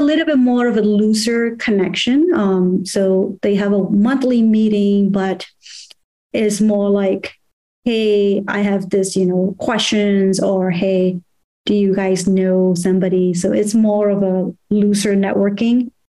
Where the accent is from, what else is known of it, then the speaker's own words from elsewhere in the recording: Myanmar; moved away; I grew up in Burma